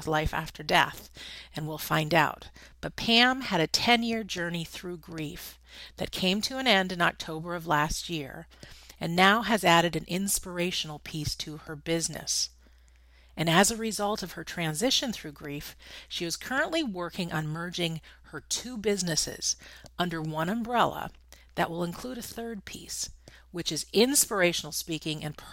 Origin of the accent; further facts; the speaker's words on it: Connecticut, United States; now in Massachusetts, United States; I grew up in Connecticut